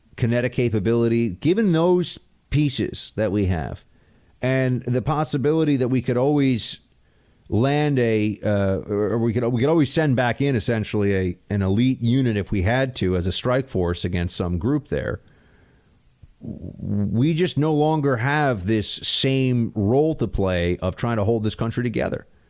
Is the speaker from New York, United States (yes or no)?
yes; New York City, New York, United States; in New York City, in my, in my hometown